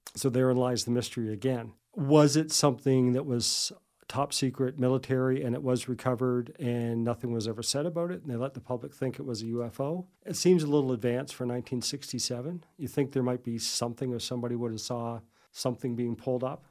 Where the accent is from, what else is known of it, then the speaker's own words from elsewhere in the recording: Digby, Nova Scotia, Canada; now in Yarmouth, Canada; I grew up in Digby